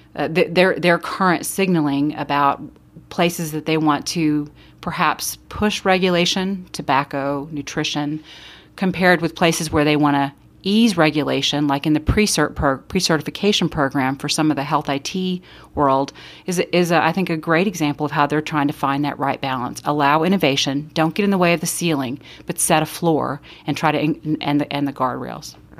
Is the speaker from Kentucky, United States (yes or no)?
no; Austin, Texas, United States; I grew up in Austin, and I grew up in a poor neighborhood there